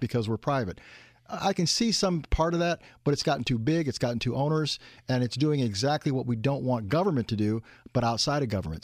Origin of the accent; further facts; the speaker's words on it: the Great North, Indiana, United States; I came from the Great North.